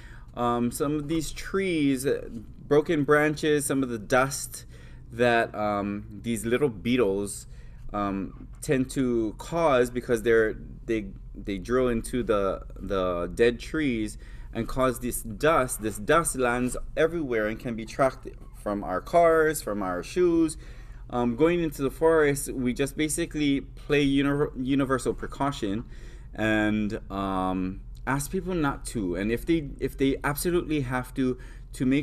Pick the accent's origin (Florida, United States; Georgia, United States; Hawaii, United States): Hawaii, United States; Hawaii Island, United States; born or raised there